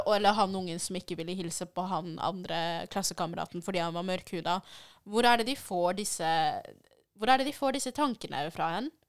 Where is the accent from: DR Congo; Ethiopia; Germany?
DR Congo; now in Norway; vi er fra Den demokratiske republikken Kongo